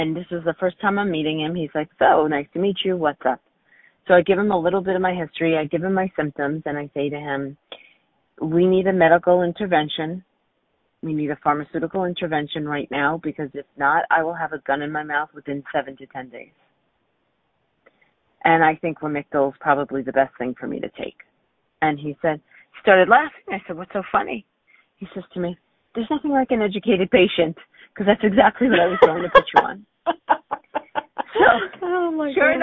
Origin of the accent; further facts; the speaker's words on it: New York, United States; I grew up in New York